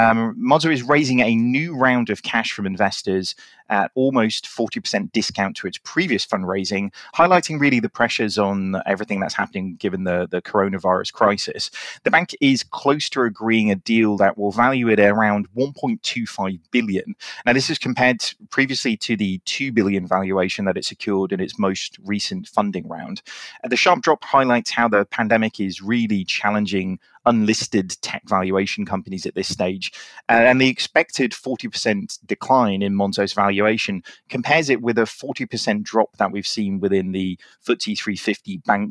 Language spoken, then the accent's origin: English; United Kingdom; Look at us being all British talking about the weather.